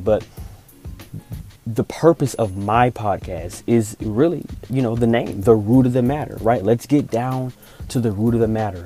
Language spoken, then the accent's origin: English; Augusta, Georgia, United States; moved away as an adult; also born or lived in Atlanta, Georgia; I'm originally from Augusta, Georgia, which is about two hours east of Atlanta.